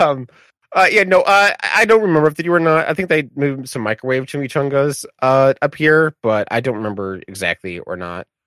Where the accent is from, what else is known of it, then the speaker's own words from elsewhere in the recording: Michigan, United States; as someone from Michigan